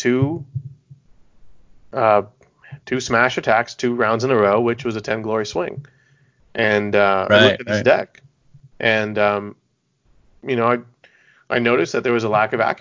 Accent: United States; I'm American

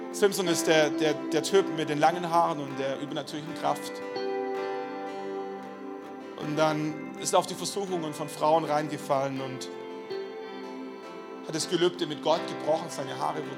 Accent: Schwäbisch Gmünd, Baden-Württemberg, Germany; Ich komme aus Schwäbisch Gmünd, ich bin der Leiter der christlichen Studentenmission in Schwäbisch Gmünd gewesen.

